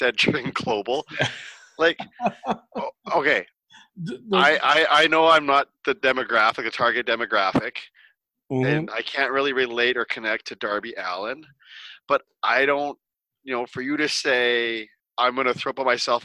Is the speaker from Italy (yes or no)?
no; Canada; being Canadian